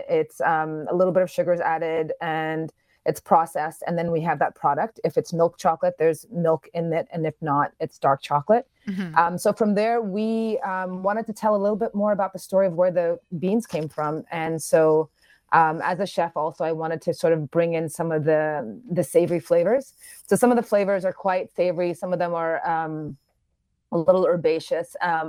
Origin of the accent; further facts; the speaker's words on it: New York, United States; now in Ghana; Okay, I was born in Ghana. Mm-hmm. Grew up in New York and went back to Ghana about 8 years ago.